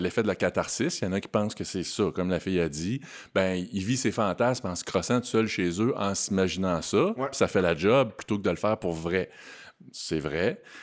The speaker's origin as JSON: {"language": "French", "town": "Quebec City", "region": "Quebec", "country": "Canada", "tie": "born or raised there", "said": "je suis natif de Québec"}